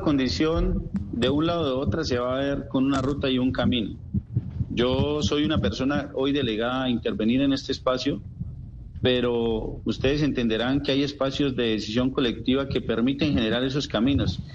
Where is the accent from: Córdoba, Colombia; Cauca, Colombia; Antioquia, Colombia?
Cauca, Colombia; Puracé; yo soy del municipio de Puracé